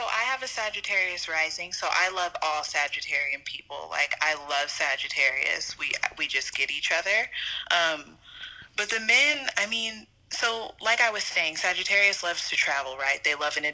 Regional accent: San Diego, California, United States; I'm from San Diego, California

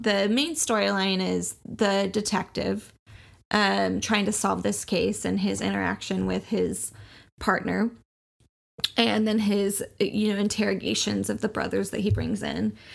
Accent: Oklahoma, United States; We grew up in Oklahoma, where Christianity was the status quo

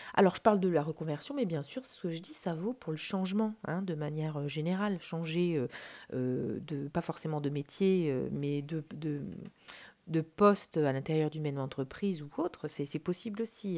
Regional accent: France; en tant que Français

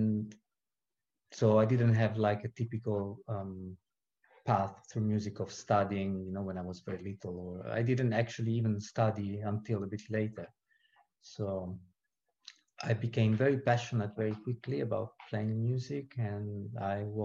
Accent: Rome, Lazio, Italy; moved away as an adult; now in New Zealand; I was born in Rome, Italy, and that's where I grew up.

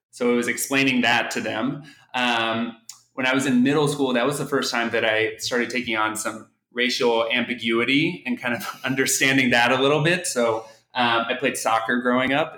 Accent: Oklahoma City, Oklahoma, United States; moved away as an adult; also born or lived in Kansas / New York City; now in Washington, D.C., United States; I'm originally from Oklahoma City, born and raised

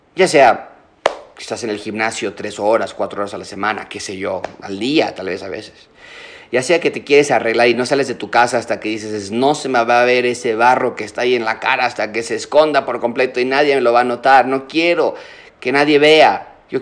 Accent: Mexico; nosotros como mexicanos

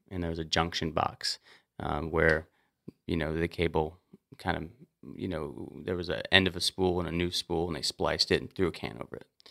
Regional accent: Montana, United States; as an outdoorsman growing up in Montana since I was a kid

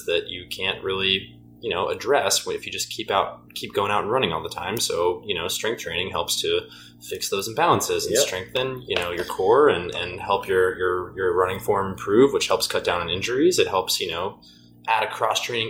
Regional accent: United States; as an American

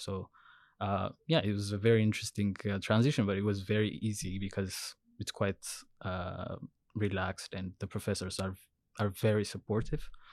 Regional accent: Ethiopia; moved away as an adult; now in Vancouver, Canada; I'm originally from Ethiopia. So I did my undergrad in civil engineering, uh, when I was, when I was in Ethiopia.

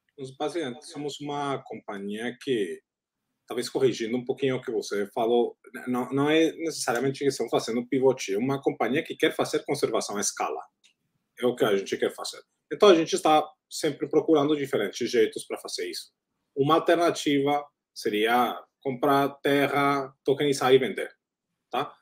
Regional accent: Colombia; Portuguese is a second language; moved away; also born or lived in United States / Southeast Asia; sou da Colômbia

